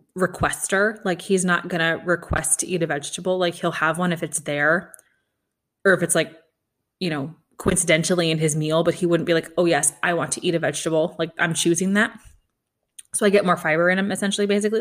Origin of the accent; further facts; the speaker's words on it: Kansas City, Missouri, United States; I'm from Kansas City.